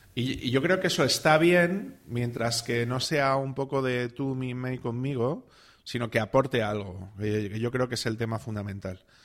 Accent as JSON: {"language": "Spanish", "town": "Salamanca", "region": "Castile and León", "country": "Spain", "said": "yo vengo de Salamanca, donde todo es antiguo"}